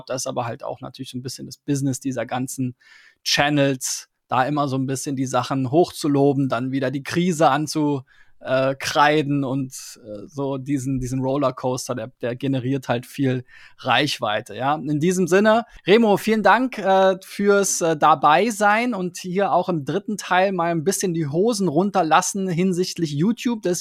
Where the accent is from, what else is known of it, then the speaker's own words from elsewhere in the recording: Switzerland; vielleicht ein bisschen mit einem anderen Ansatz als, als Schweizer sozusagen, der aber global denkt.